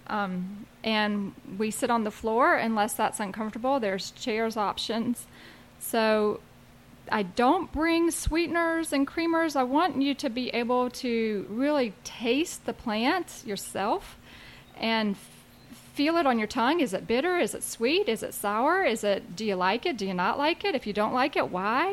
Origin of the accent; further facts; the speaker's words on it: South Carolina, United States; moved away as an adult; also born or lived in Asheville, North Carolina; now in Asheville area, North Carolina, United States; I grew up in South Carolina